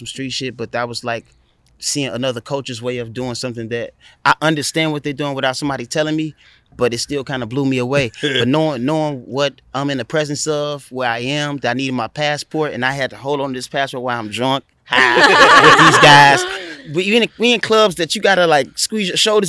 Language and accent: English; Chicago, Illinois, United States; now in Los Angeles, United States; I'm from the South Side of Chicago, like 92nd and Vincennes to be exact. So I'm not from the burbs.